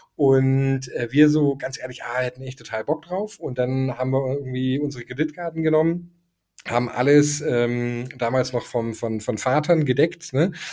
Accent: Germany; moved away as an adult; also born or lived in Denmark / Toulouse, France; ich war Deutscher

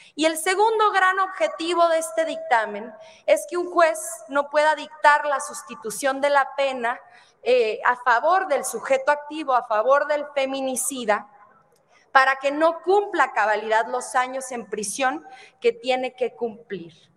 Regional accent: Ciudad Juárez, Chihuahua, Mexico; mi tierra natal, en Ciudad Juárez, Chihuahua

